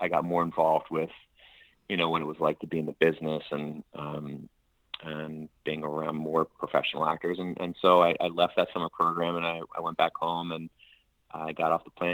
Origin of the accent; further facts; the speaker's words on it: Delaware, United States; moved away; from Delaware, born and raised